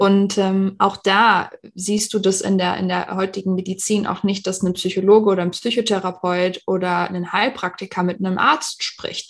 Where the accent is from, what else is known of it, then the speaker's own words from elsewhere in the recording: Düsseldorf, North Rhine-Westphalia, Germany; moved away as an adult; also born or lived in Arizona, United States; now in Phoenix, United States; ich bin ursprünglich aus Düsseldorf, ich hatte auch dort meine Praxis